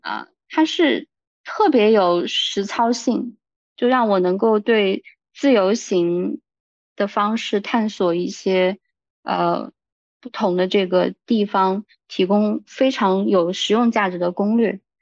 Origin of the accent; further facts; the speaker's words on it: rural Jiangsu-Zhejiang, China; 我小时候生活在，呃，江浙的农村